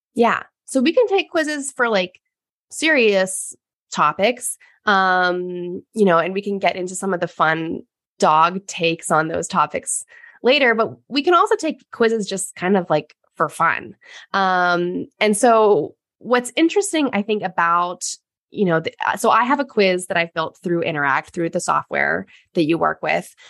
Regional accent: United States; growing up as American woman

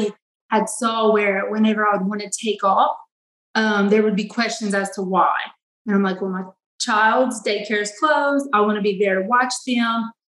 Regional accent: Eunice, Louisiana, United States; I am from Eunice, Louisiana.

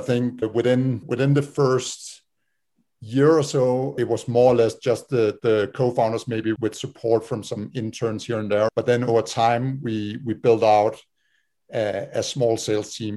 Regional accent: Denmark; moved away as an adult; now in United States; we're all from Denmark

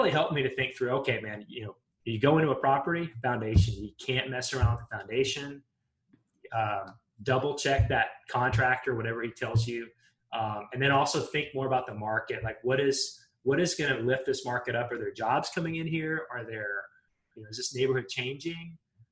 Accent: Western Montana, United States; moved away; I grew up in Montana, in Western Montana

